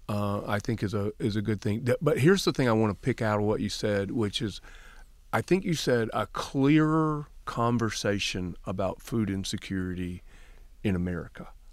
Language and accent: English; Alabama, United States; now in Michigan, United States; the Jim Crow laws I grew up with in Alabama